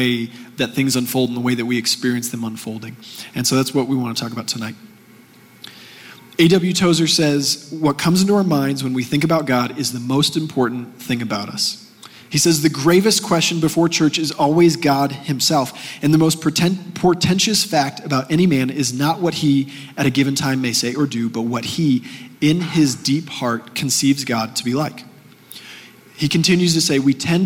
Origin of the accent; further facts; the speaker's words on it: Texas, United States; moved away as an adult; now in Colorado, United States; growing up in Texas